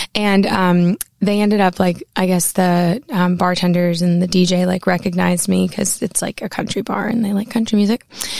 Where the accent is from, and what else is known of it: Maine, United States; born or raised there